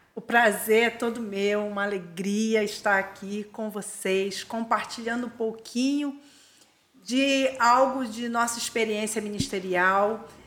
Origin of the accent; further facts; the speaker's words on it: Armação dos Búzios, Rio de Janeiro, Brazil; also born or lived in Niterói; Sou nascida em Búzios. Aliás, eu nasci em Niterói e fui morar em Búzios quando ainda era bem pequenininha, era um bebê